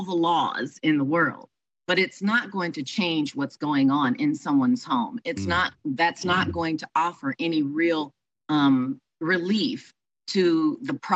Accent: Houston, Texas, United States; moved away; my hometown of Houston, Texas, to be with my family

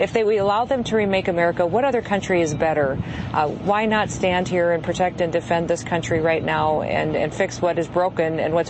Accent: United States; Dakota, see the effects of Joe Biden ignoring federal law and allowing this invasion every single day in my home state.

